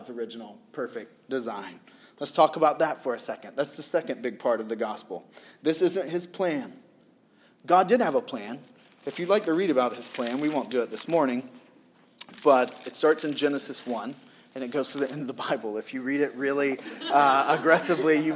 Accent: the South, United States; moved away; I grew up in the South

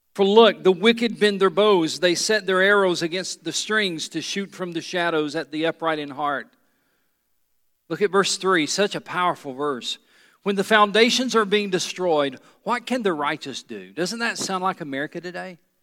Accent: United States; I am an American

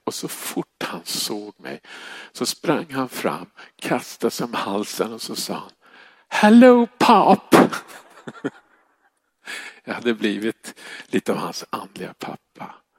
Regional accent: Stockholm, Stockholm County, Sweden; jag kommer från Stockholm

